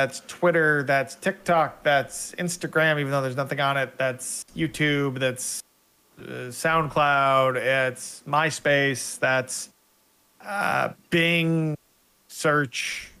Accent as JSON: {"language": "English", "country": "Canada", "said": "I'm also Canadian"}